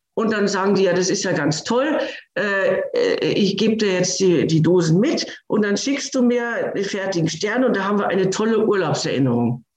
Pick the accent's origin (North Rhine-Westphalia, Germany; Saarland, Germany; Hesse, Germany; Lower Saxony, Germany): Lower Saxony, Germany; Hanover; moved away; Meine Heimatstadt ist Hannover